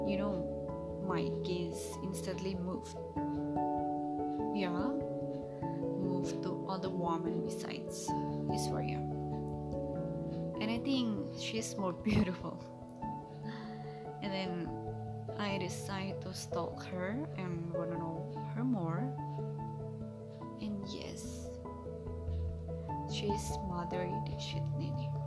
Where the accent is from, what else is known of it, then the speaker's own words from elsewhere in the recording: Indonesia; from Indonesia.